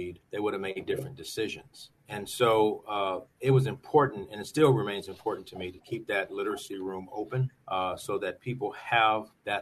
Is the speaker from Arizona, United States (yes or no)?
no; Los Angeles, California, United States; I grew up in the Los Angeles area